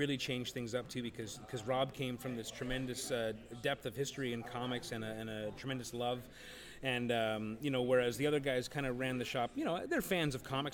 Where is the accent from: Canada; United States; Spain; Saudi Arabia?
Canada; St. Catharines, Ontario; I grew up in St. Catharine, so like getting to Toronto was a big deal